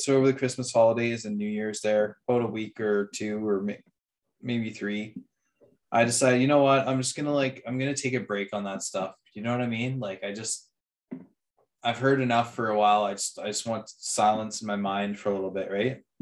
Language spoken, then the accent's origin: English; Canada; as a Canadian